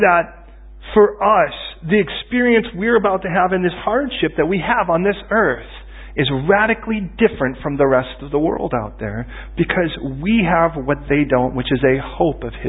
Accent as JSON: {"language": "English", "country": "United States", "said": "I'm American"}